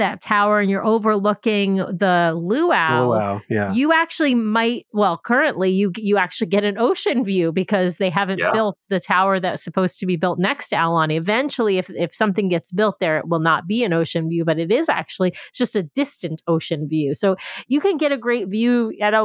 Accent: New York, United States; moved away; also born or lived in Baltimore; I grew up in New York and I went to college in Baltimore.

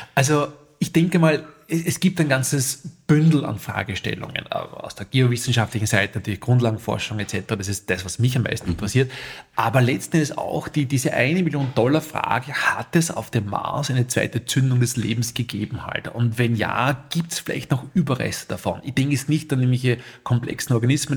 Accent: St. Florian, Upper Austria, Austria; ich komme aus St. Florian Berlins

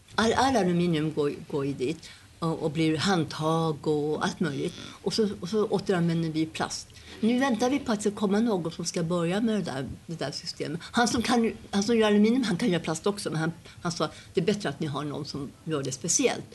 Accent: Sweden; moved away; jag är svensk

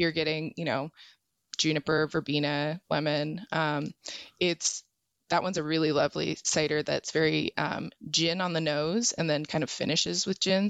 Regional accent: Arizona, United States; I'm from Arizona

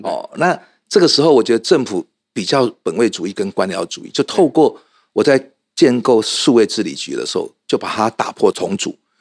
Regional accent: Taichung, Taiwan; 我来自台中

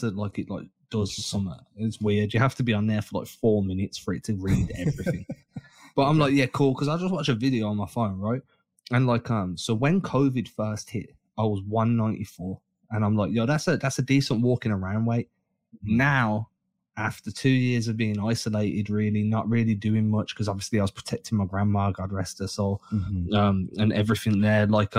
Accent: Dorchester, Massachusetts, United States; Dorchester. I'm from Dorchester. Go stealthy. I'm like, yeah, let's do it, man. I can't wait. I need to get myself to Boston a few times this year

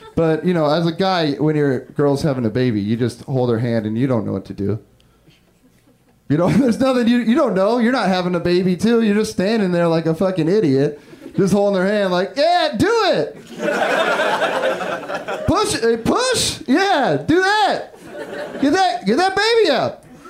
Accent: Humboldt County, Northern California, United States; I'm from Northern California. I'm from Humboldt County

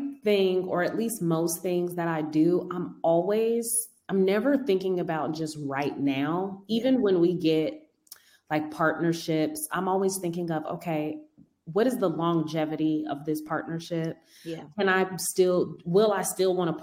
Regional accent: Denver, Colorado, United States; moved away as an adult; I'm from Denver. I moved here 10 years ago to do hair

